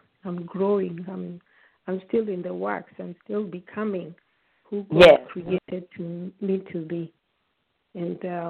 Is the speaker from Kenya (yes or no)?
yes; Kenya; moved away; also born or lived in Uganda; I was born in Uganda, but we left when I was still a baby. We were still little when we moved back home to Kenya.